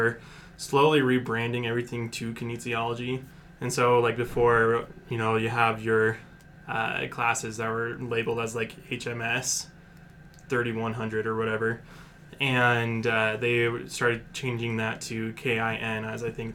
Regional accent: Salt Lake City, Utah, United States; I am originally from Salt Lake City, Utah.

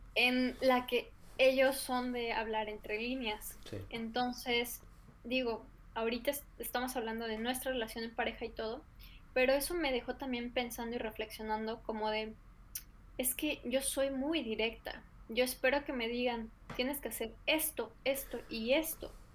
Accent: Mexico; somos mexicanos

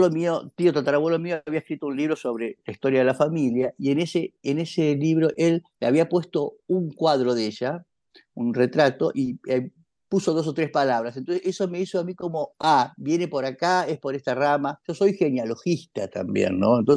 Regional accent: Buenos Aires, Argentina; Nosotros sabíamos que nuestra familia originalmente era de Santiago del Estero, nos parecía rarísimo porque ya éramos porteños de hacía, no sé, por lo menos 150 o 200 años.

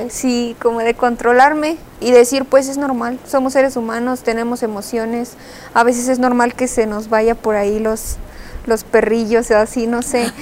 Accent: her home town near Celaya and Salamanca, Guanajuato, Mexico; es mi pueblo, es mi raíz.

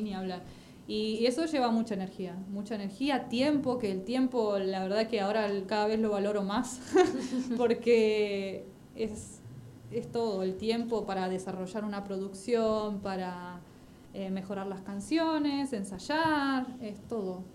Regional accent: Banfield, Buenos Aires Province, Argentina; also born or lived in Goya, Corrientes; pero vine muy, muy chiquita, soy más de, acá

